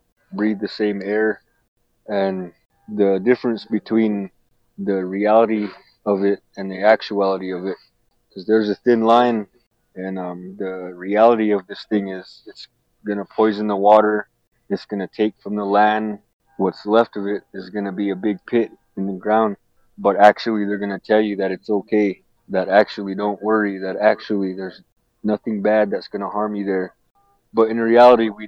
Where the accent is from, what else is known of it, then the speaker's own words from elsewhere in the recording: Duck Valley Shoshone-Paiute Nation, Fort McDermitt, Nevada, United States; I'm from the Western Shoshone people and the Northern Paiute people